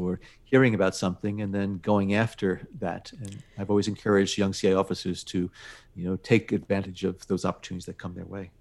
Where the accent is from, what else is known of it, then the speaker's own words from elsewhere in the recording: United States; this wonderful country of ours and never take for granted that we are American citizens